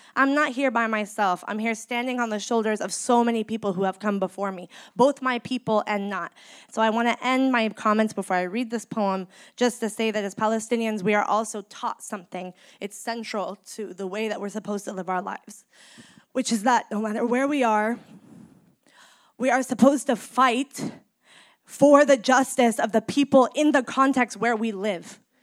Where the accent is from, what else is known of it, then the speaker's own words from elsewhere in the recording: Bay Area, California, United States; Growing up here in the Bay Area